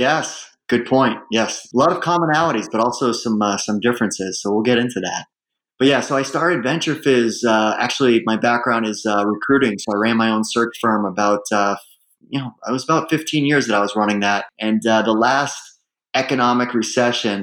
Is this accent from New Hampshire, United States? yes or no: yes; Hooksett, New Hampshire, United States; also born or lived in Manchester, New Hampshire / Dudley, Massachusetts; now in Philadelphia, United States; I grew up in uh, Hooksett, New Hampshire.